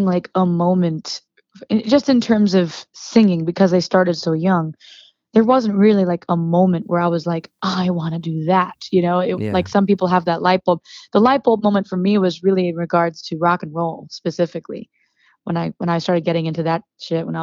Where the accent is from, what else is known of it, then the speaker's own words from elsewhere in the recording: Charlottesville, Virginia, United States; I grew up in Charlottesville, Virginia, on the farm